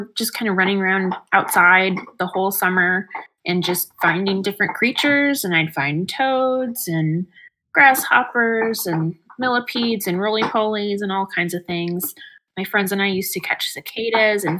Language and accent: English; Plymouth, Michigan, United States; I'm from Plymouth, Michigan originally